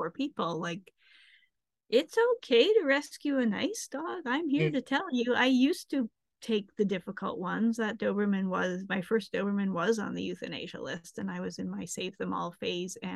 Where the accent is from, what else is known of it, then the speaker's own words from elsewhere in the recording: Canada; moved away as an adult; also born or lived in San Francisco / Manhattan / Exeter; back in my home country in Canada